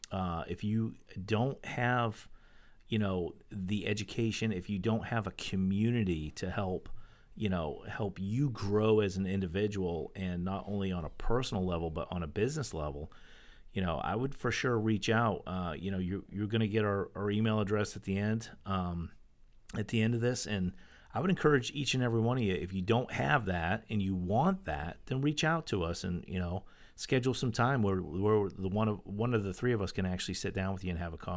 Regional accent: Maine, United States; yeah, I mean, I grew up right next

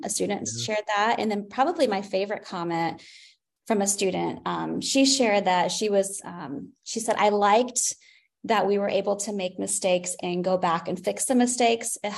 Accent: Wabash, Indiana, United States; I grew up in a small town. I'm from Wabash, Indiana

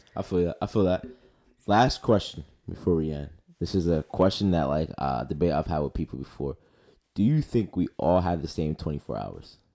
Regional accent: Philadelphia, Pennsylvania, United States; also born or lived in New Jersey; I grew up in Northeast Philly

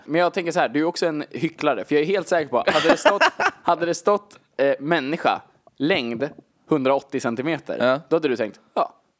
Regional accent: Gnesta, Södermanland, Sweden; där vi har växt upp

